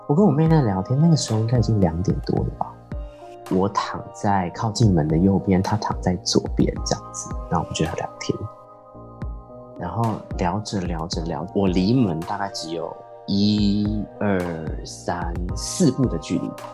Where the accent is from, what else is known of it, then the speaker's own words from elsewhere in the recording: Changhua County, Taiwan; 因为我彰化人嘛，所以从小其实我是住在三合院那样的环境